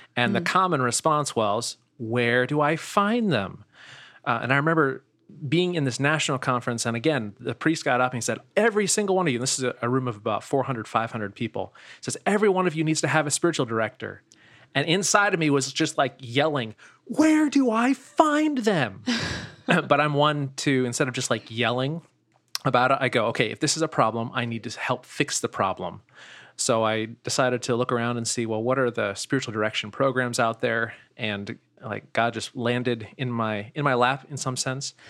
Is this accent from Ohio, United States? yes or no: yes; Steubenville, Ohio, United States; now in Sanford, United States; I'm originally yeah. from Steubenville, Ohio